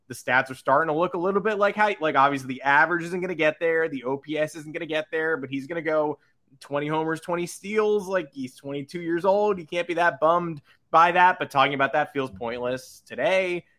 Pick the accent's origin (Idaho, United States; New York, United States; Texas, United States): New York, United States; Grew up in New York with high expectations